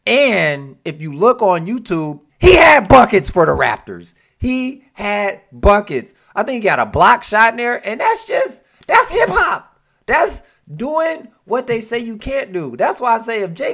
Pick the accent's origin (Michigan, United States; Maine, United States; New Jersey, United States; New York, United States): Michigan, United States; Detroit; I'm from Detroit